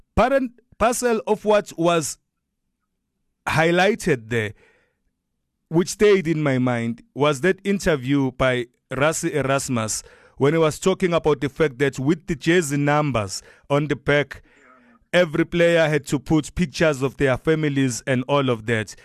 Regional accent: Durban, KwaZulu-Natal, South Africa; now in Gauteng, South Africa; I'm a boy from Chesterville, from Durban, from KwaZulu Natal

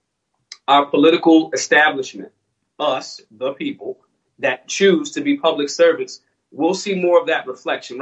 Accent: Philadelphia, Pennsylvania, United States; I'm from Philly

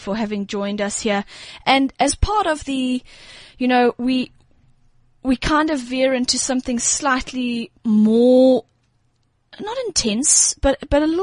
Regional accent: Durban, KwaZulu-Natal, South Africa; we're from Durban

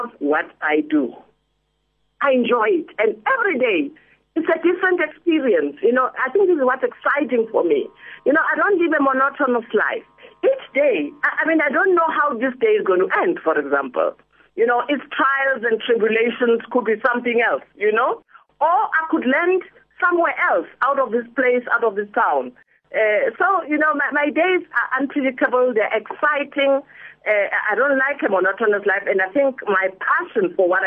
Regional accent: Manzini, Eswatini; also born or lived in Soweto, South Africa / Botswana; now in South Africa; Yes, I was born in Pimble in Soweto, but when I was under a year old, my parents emigrated to Swaziland. So I grew up in Manzini, Swaziland

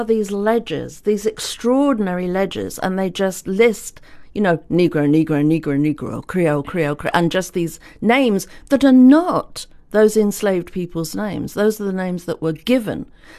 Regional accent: South West England, United Kingdom; born there; I was born in Devon. My mother went to Devon to a relative, and I was born down there.

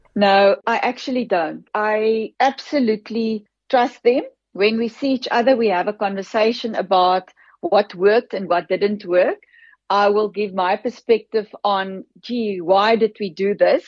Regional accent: Free State, South Africa; girl from a farm in the Free State, I grew up, my dad, my grandfather was a farmer. My father took over from him and I grew up on that farm

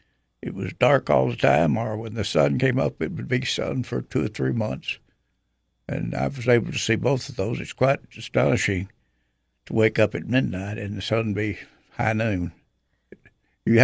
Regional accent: Monterey, Tennessee, United States; I was born in Monterey, Tennessee, and I actually over where my desk is now, and that's the only place I've lived

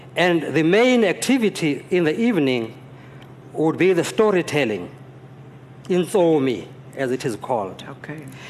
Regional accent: Johannesburg, Gauteng, South Africa; now in Ohio, United States; I grew up in Johannesburg, in Soweto

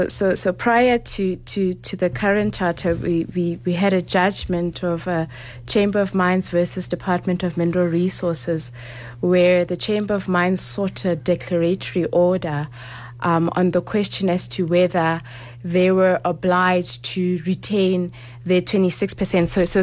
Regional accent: Lesotho; I don't want to buy a house in Rustenburg when I'm actually from Lesotho.

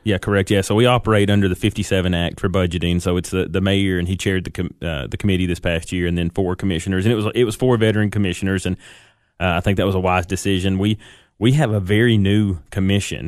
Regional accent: Baxter, Tennessee, United States; moved away as an adult; now in Smith County, United States; raised in, in Baxter

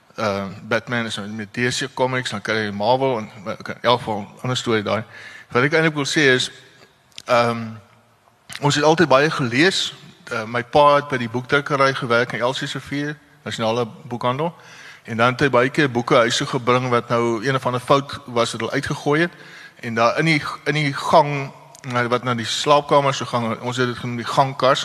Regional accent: Parow, Western Cape, South Africa; ek het maar hier in Parow groot geword in in ehm uh, Kaalbrem Hospitaal gebore

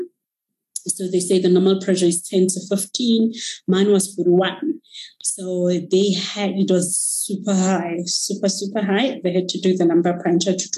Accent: Moruleng, North West, South Africa; moved away as an adult; now in Johannesburg, South Africa; I am from the villages of Rustenburg. I was born and brought up in Moruleng.

